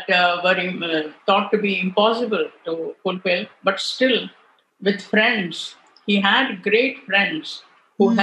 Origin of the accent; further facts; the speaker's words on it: Bangalore, Karnataka, India; also born or lived in Tamil Nadu; now in Delhi, India; I am from Bangalore and I can speak Kannada very well.